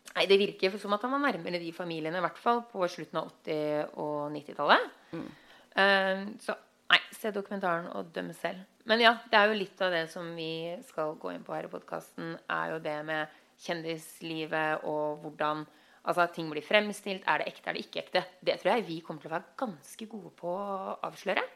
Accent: Norway; now in Los Angeles, United States; vi som nordmenn

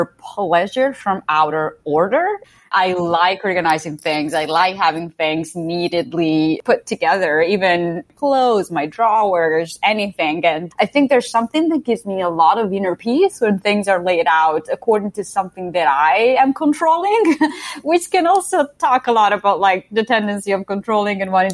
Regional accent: a little town close to Modena, Emilia-Romagna, Italy; English is a second language; moved away; also born or lived in Ferrara / Milan; I'm Italian. I grew up in a little town close to Modena, which is another little town in the center of Italy

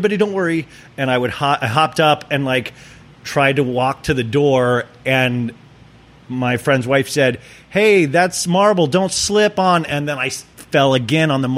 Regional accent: Kansas, United States; I grew up in Kansas

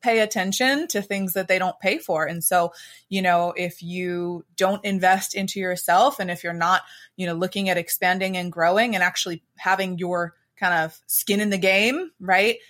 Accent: Pittsburgh, Pennsylvania, United States; I am from Pittsburgh, Pennsylvania, the Steel City here.

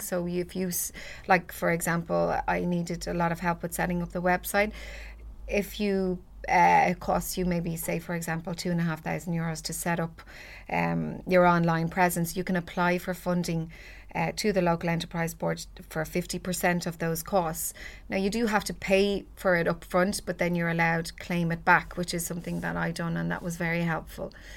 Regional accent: Ballybrack, Leinster, Ireland; a lovely girl that I grew up with in Ballybrac

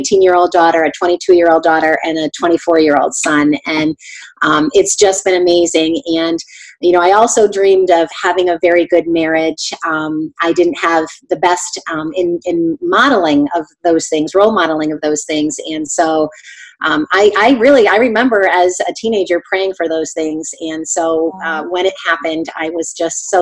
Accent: Connecticut, United States; moved away as an adult; also born or lived in New Hampshire; now in Ohio, United States; I'm from the East Coast, from Connecticut, but I've lived in Ohio for almost 25 years now

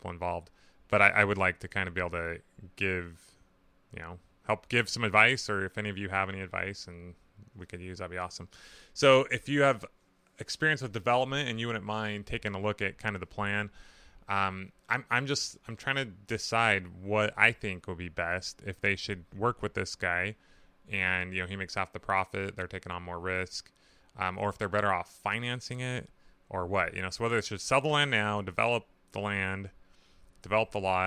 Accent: Burley, Idaho, United States; I was born in Burley, Idaho, not too far from this riverfront property.

